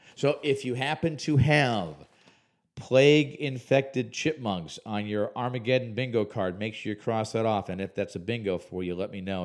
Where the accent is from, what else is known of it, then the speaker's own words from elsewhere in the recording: Chicago, Illinois, United States; moved away; I grew up in the Chicagoland area